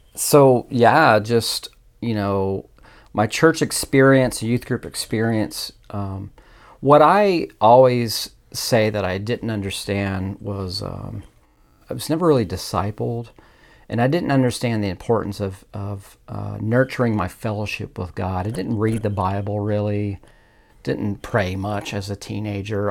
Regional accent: Indianapolis, Indiana, United States; I'm at originally from Indianapolis, Indiana. So, born and raised there

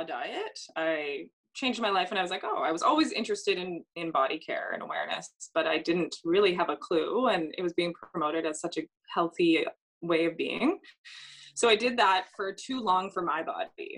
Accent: Toronto, Ontario, Canada; I'm from Toronto

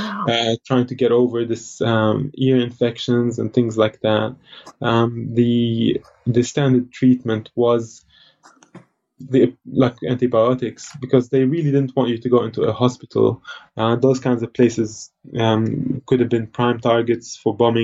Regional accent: Lebanon; I was born in Lebanon, and it was the peak of the civil

